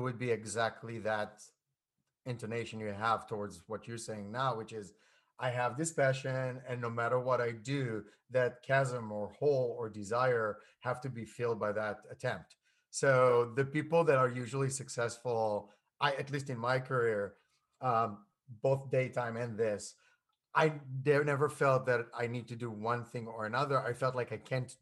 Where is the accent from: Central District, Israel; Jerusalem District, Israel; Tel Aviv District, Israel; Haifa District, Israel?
Tel Aviv District, Israel; Tel Aviv; moved away; I grew up in Tel Aviv, and then we were in a suburb of Tel Aviv